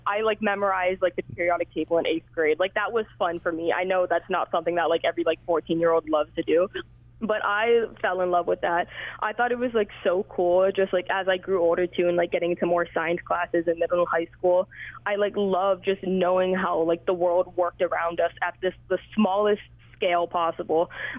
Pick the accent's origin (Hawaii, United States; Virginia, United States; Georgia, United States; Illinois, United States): Hawaii, United States; Because we're like struggling to kind of both exist as a Hawaiian, but then also as a Hawaiian who is not perceived as Hawaiian by everybody else.